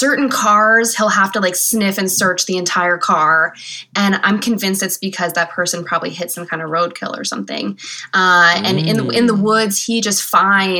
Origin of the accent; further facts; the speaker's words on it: Pittsburgh, Pennsylvania, United States; I grew up here in Pittsburgh.